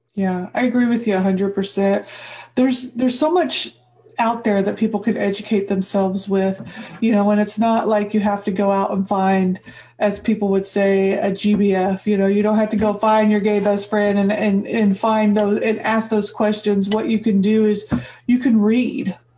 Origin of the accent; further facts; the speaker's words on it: Midwest, United States; moved away; I grew up in the Midwest, white girl.